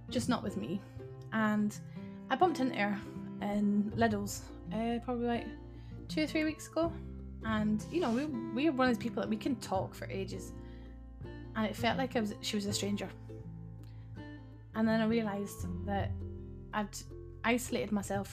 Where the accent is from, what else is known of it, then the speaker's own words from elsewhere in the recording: Scotland, United Kingdom; I am Scottish